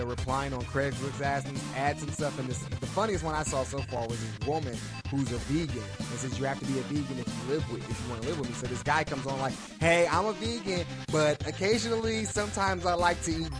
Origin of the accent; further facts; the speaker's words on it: Cleveland, Ohio, United States; I'm from Cleveland.